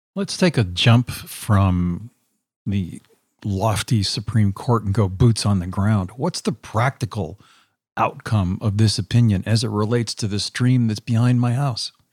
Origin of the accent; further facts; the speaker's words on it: Pennsylvania, United States; I grew up in Pennsylvania in a small little town that had a dye factory upriver